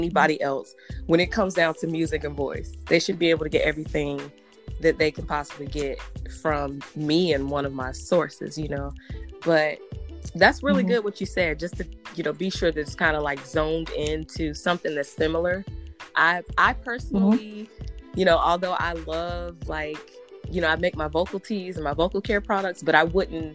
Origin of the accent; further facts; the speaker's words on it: Garner, North Carolina, United States; also born or lived in Raleigh, North Carolina; I'm from Raleigh, North Carolina, but I grew up in a town called Garner, and it's a country town here.